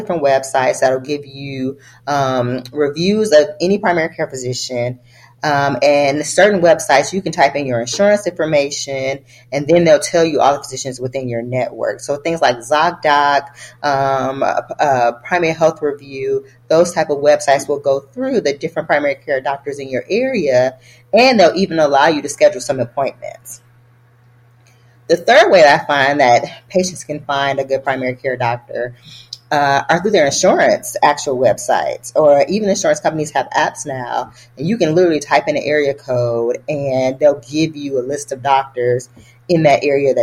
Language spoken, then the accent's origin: English; Detroit, Michigan, United States; moved away as an adult; also born or lived in Boston; I never saw physicians who looked like me growing up in Detroit.